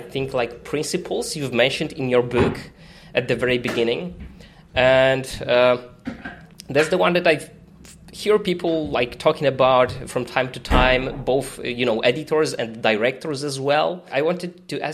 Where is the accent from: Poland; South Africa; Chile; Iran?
Poland; I'm from Poland